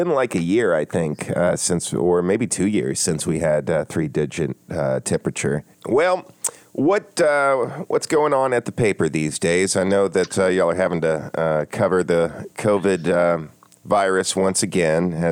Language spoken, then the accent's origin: English; Atlanta, Georgia, United States; I, I always tell people I've lived in the South my entire life since birth and uh, never got used to it.